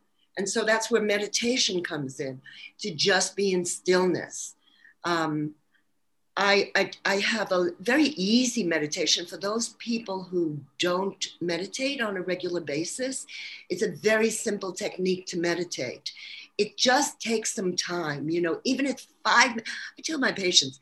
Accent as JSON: {"language": "English", "town": "New York City", "region": "New York", "country": "United States", "accent": "New York", "moved": "yes", "said": "Actually, Brooklyn, New York"}